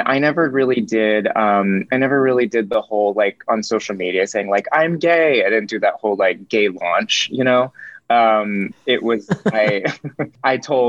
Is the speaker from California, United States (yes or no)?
yes; Lake Arrowhead, California, United States; I grew up in Lake Arrowhead, California